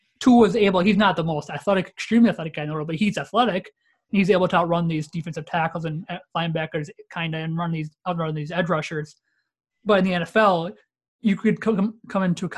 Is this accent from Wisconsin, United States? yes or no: yes; Wisconsin, United States; we're all both from Wisconsin